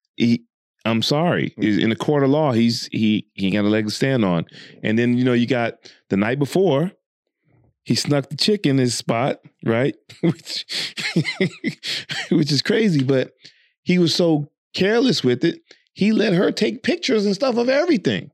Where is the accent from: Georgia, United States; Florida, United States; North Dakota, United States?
Georgia, United States; now in Dubai, United Arab Emirates; even though I'm from Georgia